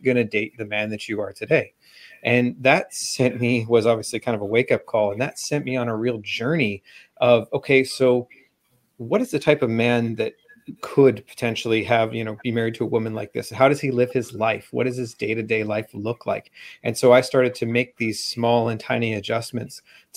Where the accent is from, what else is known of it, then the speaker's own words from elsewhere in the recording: Vancouver, British Columbia, Canada; Just outside of Vancouver, Canada